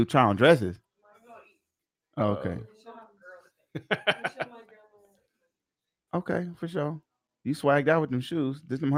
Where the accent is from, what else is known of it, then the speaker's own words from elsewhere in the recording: North Little Rock, Arkansas, United States; North Little Rock, East End.